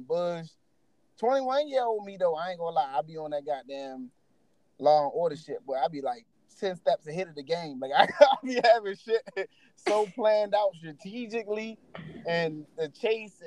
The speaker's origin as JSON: {"language": "English", "town": "Baltimore", "region": "Maryland", "country": "United States", "also_born_or_lived": "California", "moved": "yes", "lives_now": "Atlanta, United States", "said": "I'm from Baltimore"}